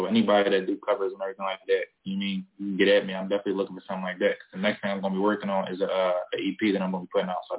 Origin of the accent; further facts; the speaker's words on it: Philadelphia, Pennsylvania, United States; Shit, I'm from Philly just like you.